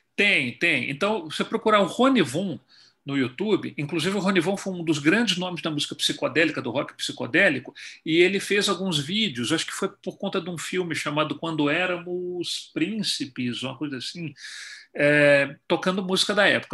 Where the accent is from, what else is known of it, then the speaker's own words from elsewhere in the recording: Belo Horizonte, Minas Gerais, Brazil; moved away as an adult; also born or lived in Rio de Janeiro, Brazil / Ottawa, Canada; now in Toronto, Canada; o meu mestrado foi na minha terra, Belo Horizonte